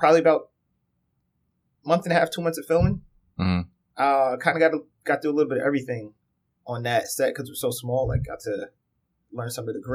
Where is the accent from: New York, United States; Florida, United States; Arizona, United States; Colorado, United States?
New York, United States; being a New Yorker